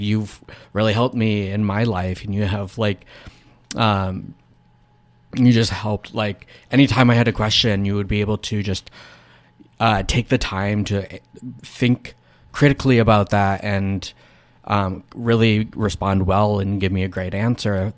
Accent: United States

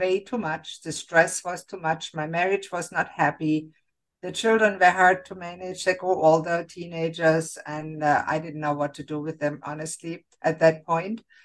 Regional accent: Germany; moved away as an adult; now in Canada; I grew up in Germany and I became a physician

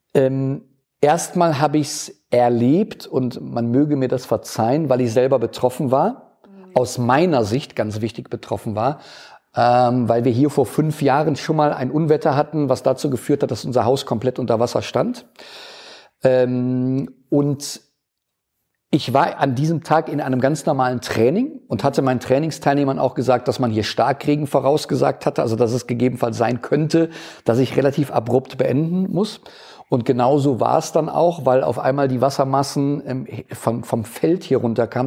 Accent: Erftstadt, North Rhine-Westphalia, Germany; moved away as an adult; now in Nettersheim, Germany; ich bin ähm, gebürtiger Erftstädter, habe da immer gelebt

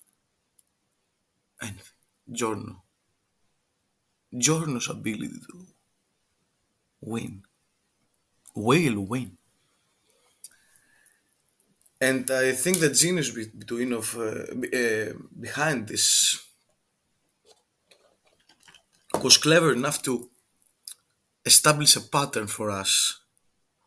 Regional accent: Greece; accent: Greek; English is a second language; I'm from Greek, and our accent it sucks.

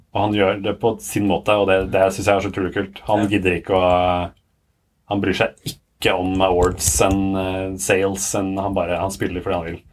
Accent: Sandvika, Akershus, Norway; jeg er fra Sandvika. Ja. Og fra Bærum. Og um, har liksom vokst opp i, på Kalvøya

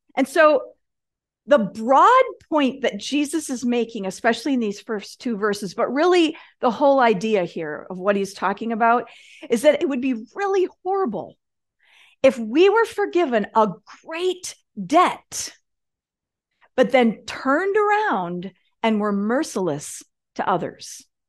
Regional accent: Michigan, United States; I grew up in Michigan

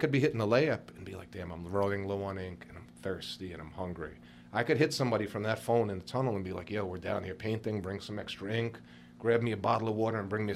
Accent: New York City, New York, United States; I grew up near the Barclays Center

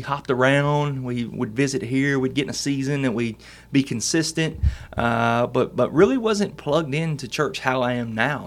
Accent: Camden, Arkansas, United States; also born or lived in Bearden, Arkansas; I grew up in Camden, Arkansas

